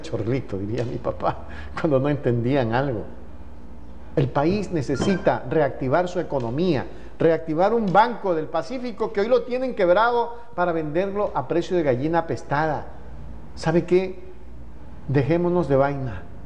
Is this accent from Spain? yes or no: no; Ecuador; a los que vivimos, a los que somos ecuatorianos